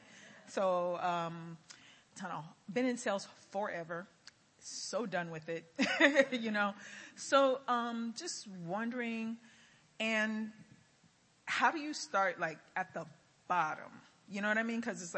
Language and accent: English; Miami, Florida, United States; Hello, I'm visiting from Miami.